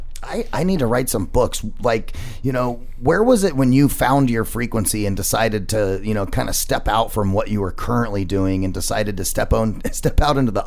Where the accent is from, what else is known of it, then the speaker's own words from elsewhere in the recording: Arizona, United States; I'm a native Arizonan.